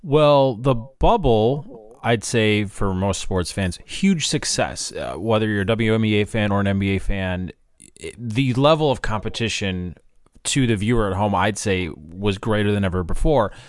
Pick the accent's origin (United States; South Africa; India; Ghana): United States; Chicago, Illinois; I'm from Chicago